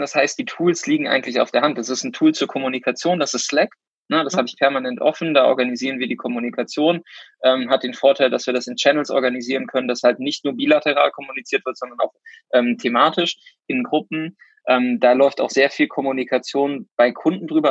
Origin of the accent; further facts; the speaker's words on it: Cologne, North Rhine-Westphalia, Germany; komme aus Köln